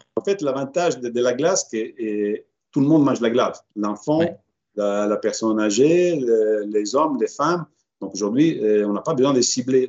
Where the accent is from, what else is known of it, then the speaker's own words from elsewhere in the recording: Reggio Emilia, Emilia-Romagna, Italy; moved away as an adult; now in Paris, France; ma ville natale de Reggio Emilia